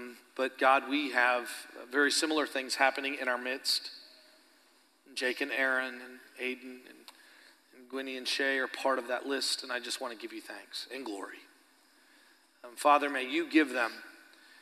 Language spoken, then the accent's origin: English; Canada; moved away as an adult; now in Stillwater, United States; I'm Canadian, but it's because I'm Christian.